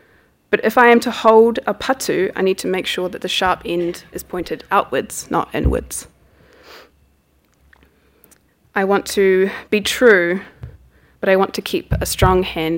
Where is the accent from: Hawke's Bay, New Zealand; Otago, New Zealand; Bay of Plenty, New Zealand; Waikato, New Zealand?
Bay of Plenty, New Zealand; Rotorua; my own hometown, Rotorua, and my experiences of poverty